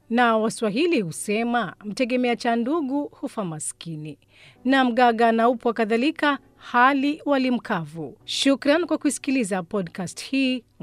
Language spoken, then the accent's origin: Swahili; Bamburi, Mombasa County, Kenya; natokea Bambure.